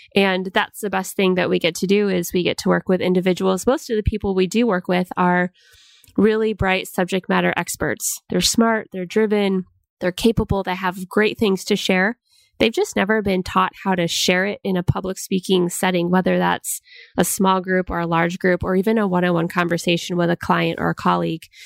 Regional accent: Washington, United States; moved away; I'm actually from Washington State

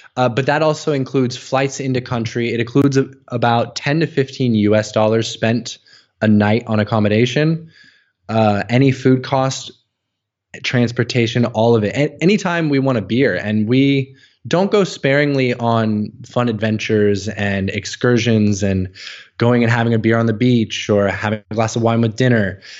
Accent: United States; moved away as an adult; growing up as an American

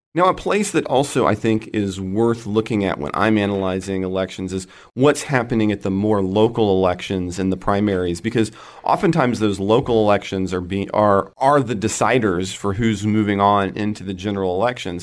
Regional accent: Oklahoma, United States; out here in my home state of Oklahoma

